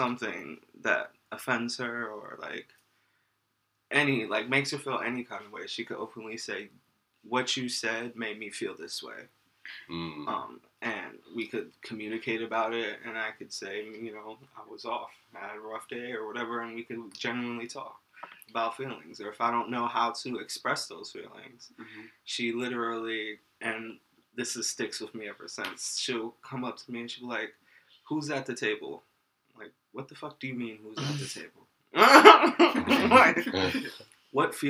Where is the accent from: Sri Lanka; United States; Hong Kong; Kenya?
United States; New Jersey; I'm from Jersey